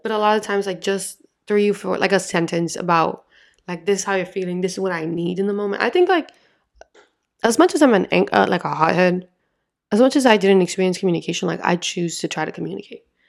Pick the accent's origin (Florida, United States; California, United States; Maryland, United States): Florida, United States; I'm from Florida